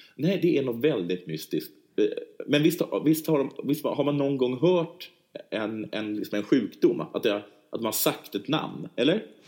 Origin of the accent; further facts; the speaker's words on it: Sweden; vi svenskar